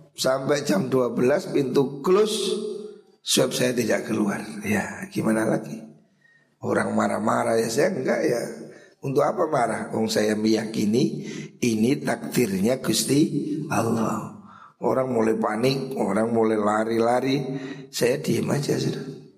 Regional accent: Java, Indonesia; kita ini wong Jawa

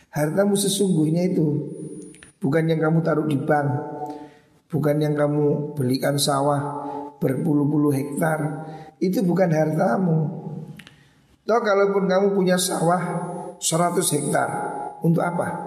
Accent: Bululawang, East Java, Indonesia; Kampung paling terpandang di desa Bulu Lawang ini kampung saya. Jadi kampung Haji.

